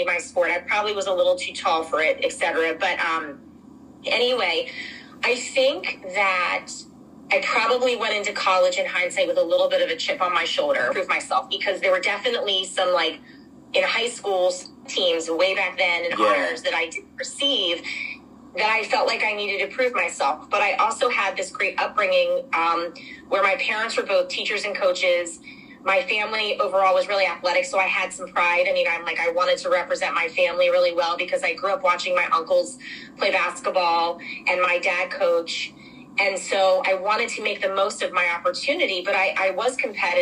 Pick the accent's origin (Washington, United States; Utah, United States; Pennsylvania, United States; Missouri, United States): Pennsylvania, United States; Philadelphia; moved away as an adult; also born or lived in Durham, North Carolina; growing up in Philadelphia, I feel like I was treated great as a young athlete